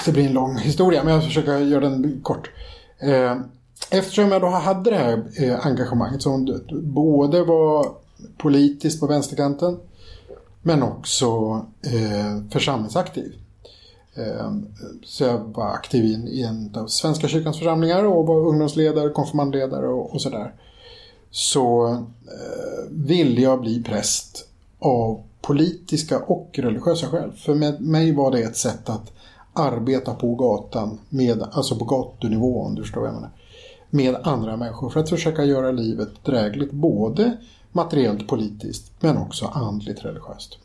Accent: Stockholm, Stockholm County, Sweden; växte jag upp i en kommun där, eller en, en förort till Stockholm

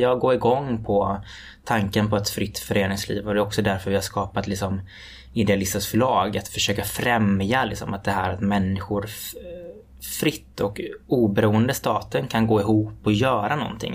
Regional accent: Floda, Västra Götaland, Sweden; Ungdomens nykterhetsförbund hemma i Floda i Lerums kommun

